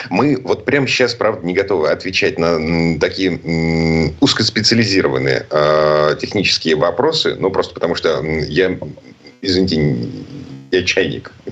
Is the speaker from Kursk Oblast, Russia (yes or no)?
no; Saint Petersburg, Russia; из Петербурга